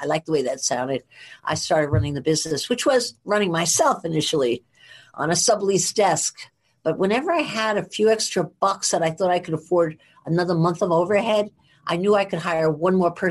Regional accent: Edgewater, New Jersey, United States; now in New York, United States; I'm from New Jersey and I was born in a very small town, 2 blocks wide, 1 mile long. Everybody knew everybody in my town called Edgewater

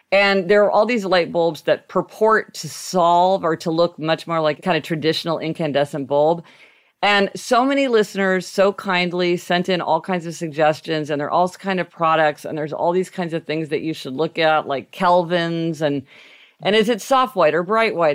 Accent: Kansas City, Missouri, United States; now in New York City, United States; I grew up driving in Kansas City

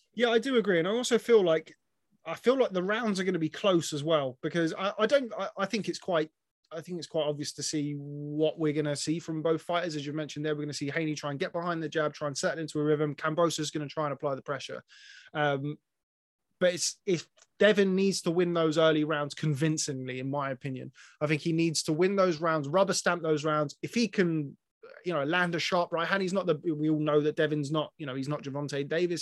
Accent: England, United Kingdom; I'm an Englishman

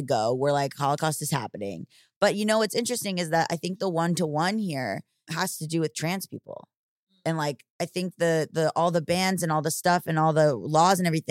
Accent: Florida, United States; I grew up in Florida

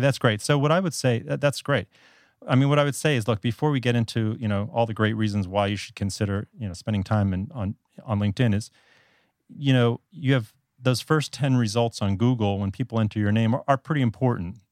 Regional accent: South Florida, United States; moved away as an adult; now in Taiwan; I'm originally from South Florida

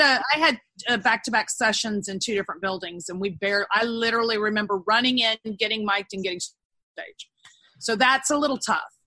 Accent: Texas, United States; also born or lived in Los Angeles, United States; I'm a Texan.

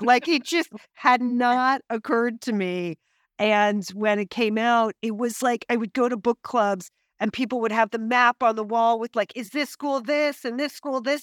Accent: Pasadena, California, United States; born or raised there

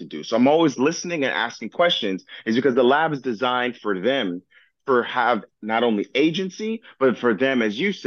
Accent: Miami-Dade County, Florida, United States; I was born and raised in Miami-Dade County

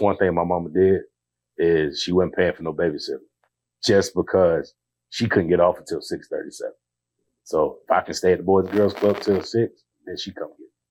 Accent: Georgia, United States; I'm from Georgia. You know, I grew up single parent household.

